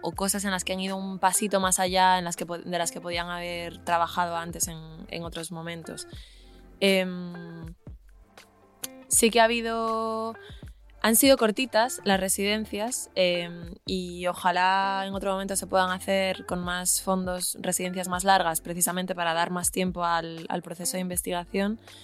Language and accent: Spanish; Galicia, Spain; moved away; yo soy de Galicia